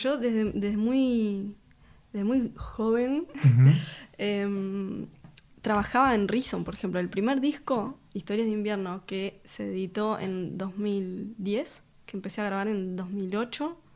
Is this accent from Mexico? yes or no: no; Montevideo, Uruguay; Vengo de, del Cordón.